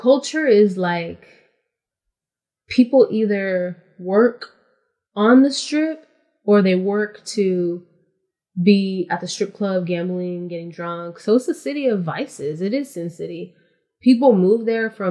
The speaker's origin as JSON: {"language": "English", "region": "California", "country": "United States", "tie": "born or raised there", "also_born_or_lived": "Louisiana", "said": "I was born in California"}